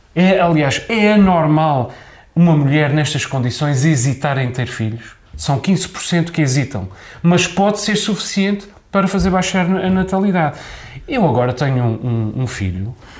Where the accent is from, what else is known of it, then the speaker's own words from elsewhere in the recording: Azores, Portugal; porque nós somos muito ciosos do nosso património mundial em Angra